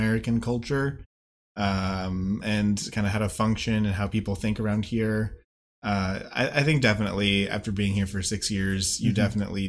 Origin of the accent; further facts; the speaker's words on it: Kyiv, Ukraine; also born or lived in United States / Odesa, Ukraine; So I'm a TCK, or third culture kid. I was born in the U.S., but grew up in Ukraine, part of the time in the city of Kyiv, and the rest of the time down south in Odessa.